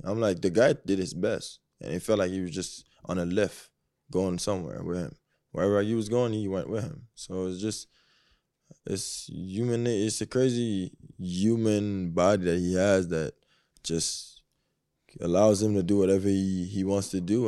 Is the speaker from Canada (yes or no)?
yes; Canada; I am Canadian